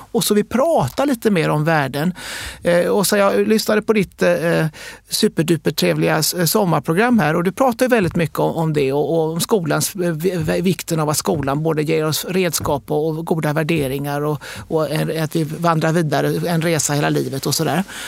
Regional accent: Sweden; vi är svenskar

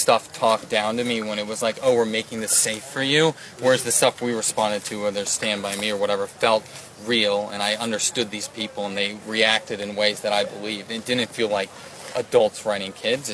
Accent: the South, United States; we're from the South

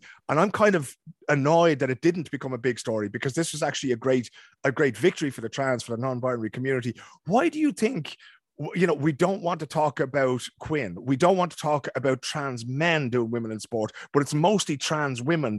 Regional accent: Sweden; English is a second language; my home country at the moment of Sweden lost on penalties to Canada.

